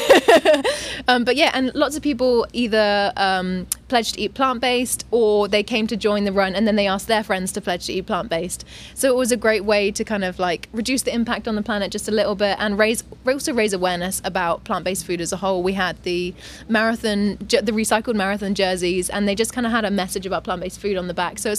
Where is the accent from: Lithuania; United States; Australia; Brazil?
Australia; also born or lived in England / Dubai; now in Thailand; I was born in England, brought up in Australia